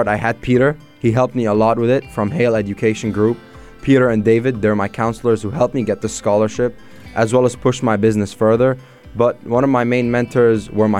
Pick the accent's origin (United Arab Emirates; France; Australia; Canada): United Arab Emirates; Dubai; also born or lived in Egypt; I grew up mostly in Dubai. I came here at the age of 3